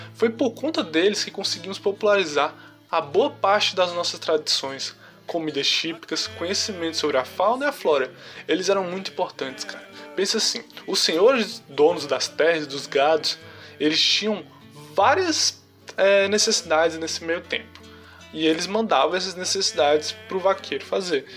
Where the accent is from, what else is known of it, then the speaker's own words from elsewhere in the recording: Ceará, Brazil; como bom cearense que a gente é